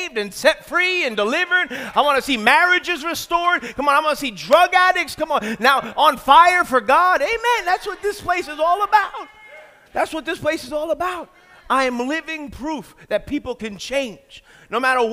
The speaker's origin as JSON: {"language": "English", "town": "New York City", "region": "New York", "country": "United States", "moved": "as an adult", "said": "I'm from New York."}